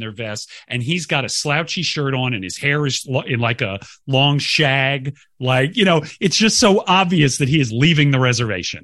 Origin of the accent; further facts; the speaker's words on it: Sandy Springs, Georgia, United States; from Sandy Springs, which is a northwestern suburb of Atlanta